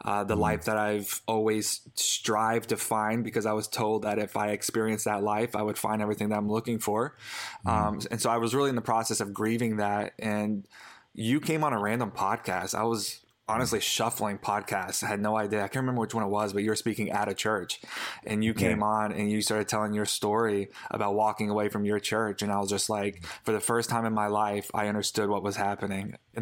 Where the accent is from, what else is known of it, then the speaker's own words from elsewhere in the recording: the Bible Belt, United States; growing up in the Bible Belt